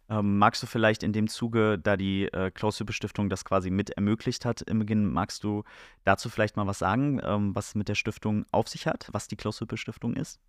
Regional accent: Oldenburg, Lower Saxony, Germany; hier bei uns in Oldenburg

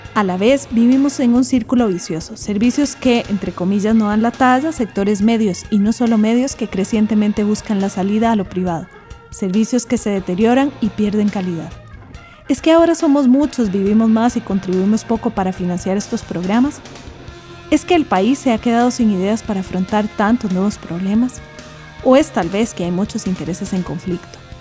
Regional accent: Costa Rica

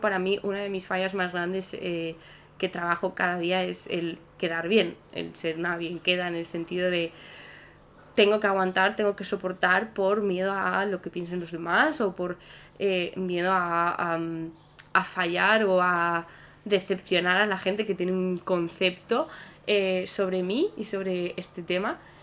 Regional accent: Salamanca, Castile and León, Spain; Salamanca, que es de donde yo soy

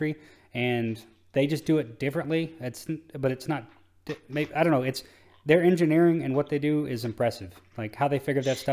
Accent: Texas, United States; growing up in Texas

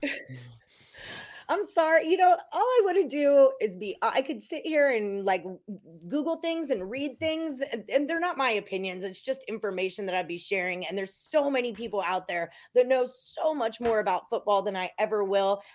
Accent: Houston, Texas, United States; I'm from Houston, Texas

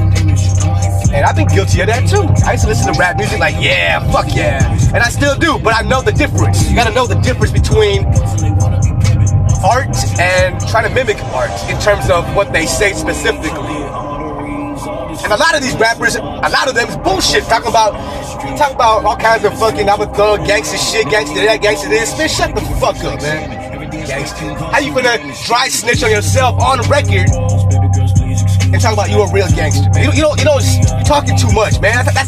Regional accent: West Coast, United States; I grew up on the West Coast

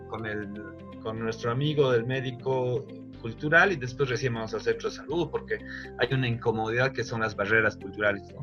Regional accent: Bolivia; como bolivianos

